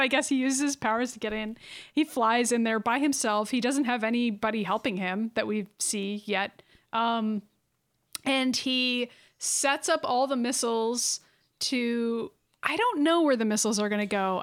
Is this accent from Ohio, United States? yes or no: no; Massachusetts, United States; We're from Massachusetts.